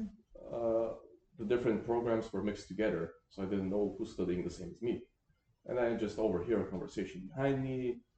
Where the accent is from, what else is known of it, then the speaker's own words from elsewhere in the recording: Bulgaria; moved away as an adult; growing up in Eastern Europe